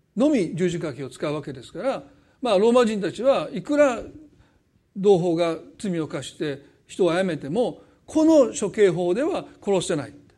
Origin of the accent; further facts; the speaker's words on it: Osaka, Japan; accent: Osaka dialect; 大阪弁戻る